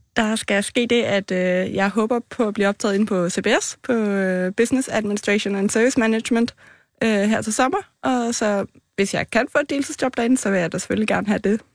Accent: Copenhagen, Capital Region of Denmark, Denmark; Jeg er fra København, fra Vandløse af

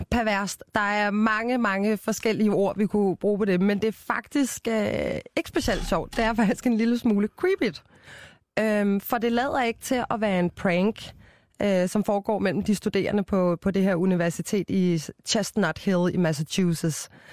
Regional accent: Copenhagen, Capital Region of Denmark, Denmark; jeg er jo fra København

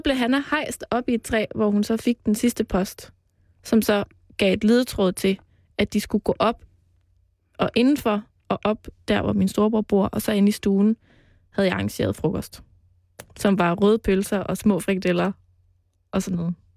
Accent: Jutland, Denmark; now in Copenhagen, Denmark; Jeg er jo fra Jylland

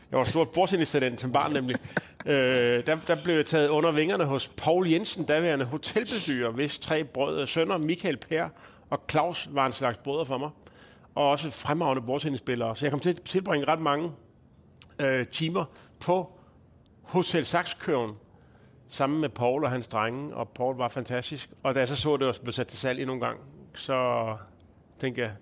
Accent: Lolland, Zealand, Denmark; moved away as an adult; helt tæt, tæt på Tyskland jo faktisk. Der er jo kun lige lidt vand imellem. Og der er du hele din ungdom? Hele barndom, eller hvad? Ja, så altså lige fra jeg blev født, mm. til jeg som 19-årig

